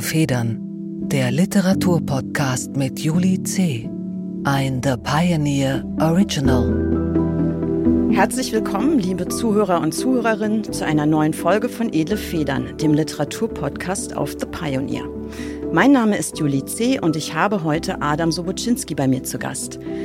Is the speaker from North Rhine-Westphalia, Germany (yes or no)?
yes; Bonn, North Rhine-Westphalia, Germany; Ich bin in Bonn aufgewachsen